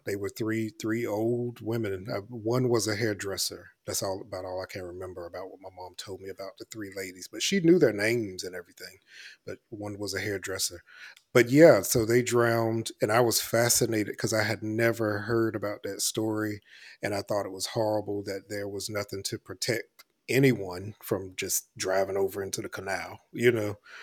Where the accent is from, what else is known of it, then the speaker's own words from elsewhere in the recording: Elizabeth City, North Carolina, United States; moved away; I grew up in Elizabeth City, North Carolina